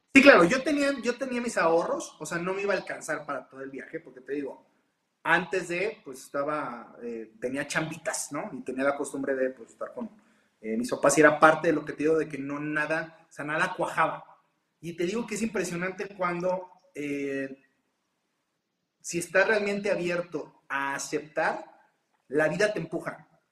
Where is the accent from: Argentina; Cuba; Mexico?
Mexico; como mexicano